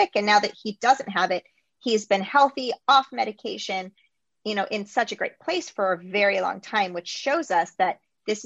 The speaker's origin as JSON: {"language": "English", "country": "United States"}